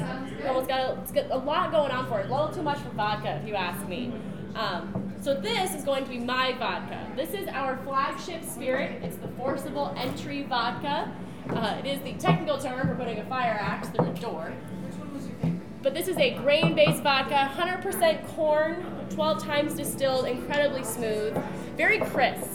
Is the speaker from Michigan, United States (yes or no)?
no; Kingman, Arizona, United States; Kingman, Arizona, which is actually my hometown